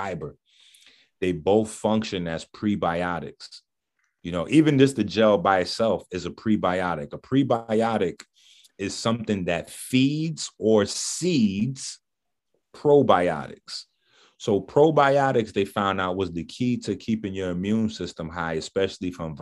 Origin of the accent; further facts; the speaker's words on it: New York City, New York, United States; I'm from the Bronx